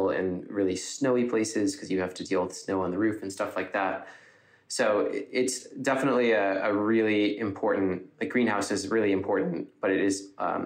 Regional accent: Ithaca, New York, United States; I am from Ithaca

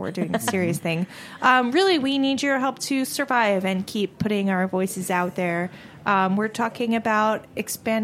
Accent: Maine, United States; I'm from Maine

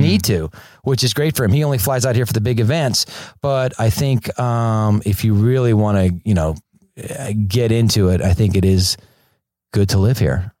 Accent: Fort Lauderdale, Florida, United States; moved away as an adult; also born or lived in Orlando, Florida; now in Los Angeles, United States; I grew up in Fort Lauderdale, Florida, and went to film school in Orlando

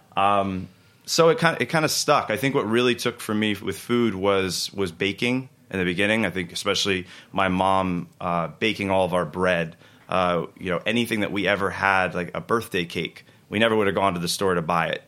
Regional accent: Florida Keys, United States; moved away as an adult; also born or lived in Vermont / California / Boston; now in New York, United States; growing up in the Keys

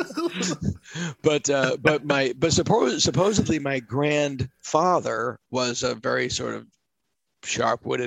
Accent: Massachusetts, United States; I am from Massachusetts

